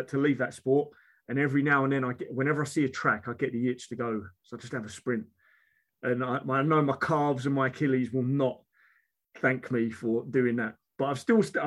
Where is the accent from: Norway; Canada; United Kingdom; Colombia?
United Kingdom; also born or lived in London / Essex; I was born London, moved out into Essex, and I've always been back and forward between London and Essex, which is why the accent is really strong